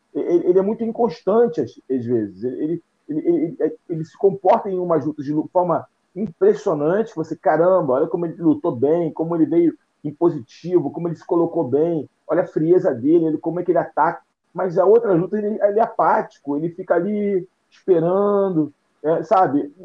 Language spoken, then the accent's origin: Portuguese; Brazil; como brasileiro